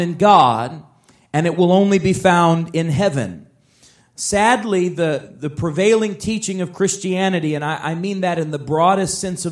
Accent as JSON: {"language": "English", "town": "Chicago", "region": "Illinois", "country": "United States", "tie": "born or raised there", "said": "I grew up in Chicago"}